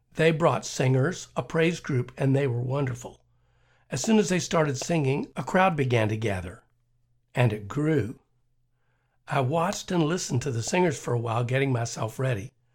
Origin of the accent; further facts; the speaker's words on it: Kentucky, United States; I grew up in Kentucky, which is part of the South